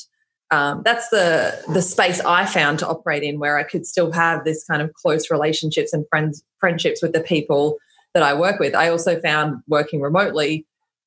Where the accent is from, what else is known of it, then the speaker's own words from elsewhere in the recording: Australia; I'm Australian